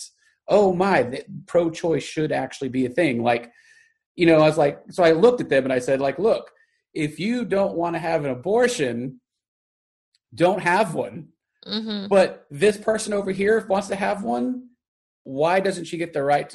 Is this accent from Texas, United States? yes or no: yes; Garland, Texas, United States; growing up in Texas and someplace like Garland